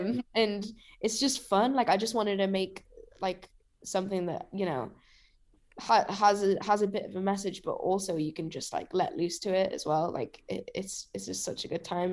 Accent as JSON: {"language": "English", "town": "Newcastle upon Tyne", "region": "North East England", "country": "United Kingdom", "tie": "born or raised there", "said": "Riverside's, like, a pretty iconic venue in Newcastle, and it's my hometown show"}